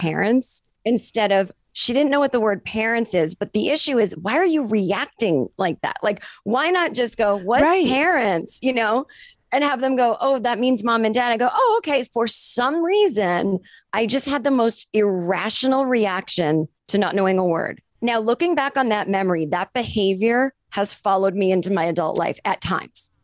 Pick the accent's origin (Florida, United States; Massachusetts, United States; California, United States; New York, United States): Massachusetts, United States; a suburb 25 minutes outside of Boston; I grew up in Massachusetts in a suburb, uh, like 25 minutes outside of Boston